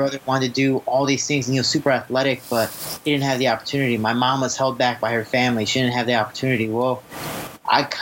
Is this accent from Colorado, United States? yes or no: no; Chicago, Illinois, United States; I was growing up deep in Chicago